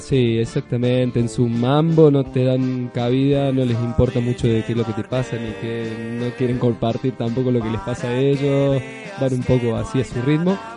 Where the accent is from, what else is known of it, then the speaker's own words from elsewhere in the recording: Córdoba, Argentina; soy de Córdoba, que tengo mis raíces de Córdoba